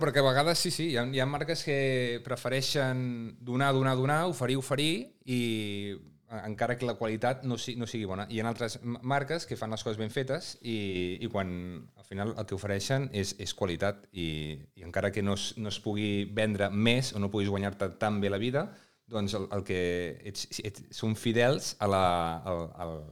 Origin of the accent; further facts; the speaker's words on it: Breda, Catalonia, Spain; jo sóc veí de Breda